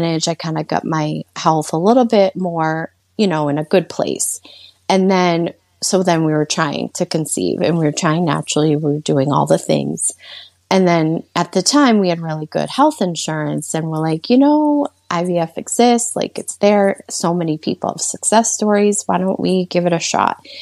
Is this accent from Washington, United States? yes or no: no; Worcester, Massachusetts, United States; I'm from the Worcester, Massachusetts area